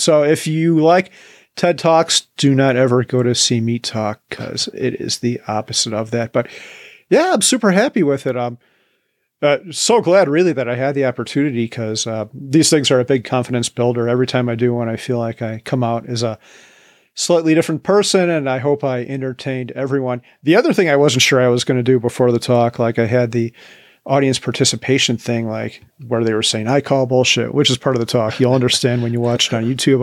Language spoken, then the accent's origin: English; Chicago, Illinois, United States; moved away as an adult; now in Boulder County, Colorado, United States; right back home to Chicagoland where I grew up